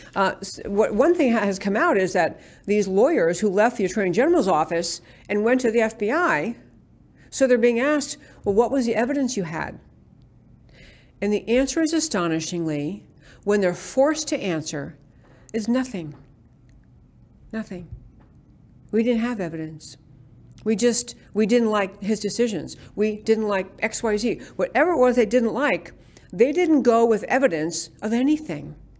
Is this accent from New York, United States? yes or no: no; Texas, United States; as a Texan